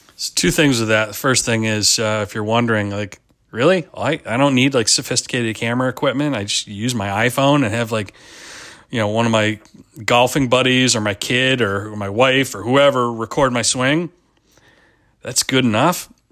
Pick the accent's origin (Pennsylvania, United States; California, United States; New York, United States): Pennsylvania, United States; moved away; I grew up in Pennsylvania